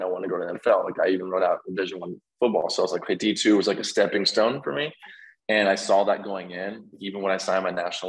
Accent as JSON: {"language": "English", "area": "Collin County area", "region": "Texas", "country": "United States", "tie": "born or raised there", "said": "went to a community college, Collin College, which was basically back in my hometown"}